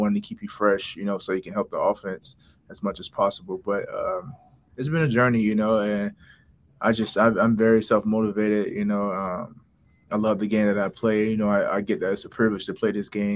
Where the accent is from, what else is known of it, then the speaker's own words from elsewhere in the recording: Florida, United States; moved away; I'm from Florida